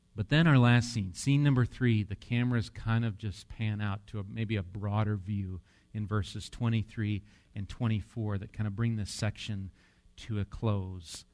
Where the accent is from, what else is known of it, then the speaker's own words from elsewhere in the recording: Wisconsin, United States; I'm from Wisconsin